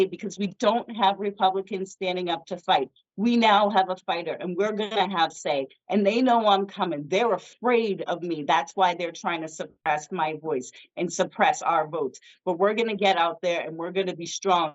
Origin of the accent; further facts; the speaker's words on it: Scituate, Massachusetts, United States; I grew up in low income in Section 8 housing in what is known as the Irish Riviera in Massachusetts, in Scituate, Mass.